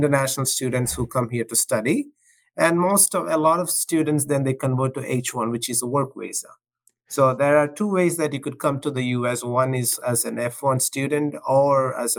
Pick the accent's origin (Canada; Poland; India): India; South India; moved away as an adult; also born or lived in Ohio, United States; now in United States; I was born in India, in the southern part of India, and I went to school there, and I did my undergrad there. And I came to this country when I was 24.